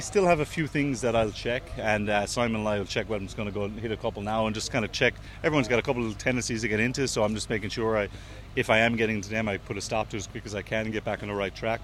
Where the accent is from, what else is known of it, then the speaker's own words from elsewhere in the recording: Waterford, Munster, Ireland; I'm obviously down from Waterford